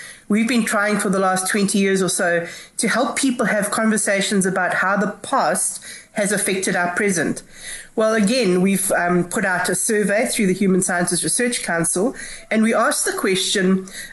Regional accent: South Africa; we want to celebrate being South African together

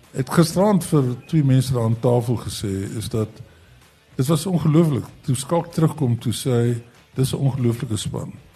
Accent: South Africa; ons as Suid-Afrikaners

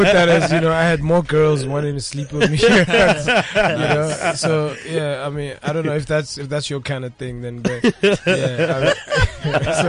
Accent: Pretoria, Gauteng, South Africa; we're from Pretoria. This is our lingo. This is how we speak

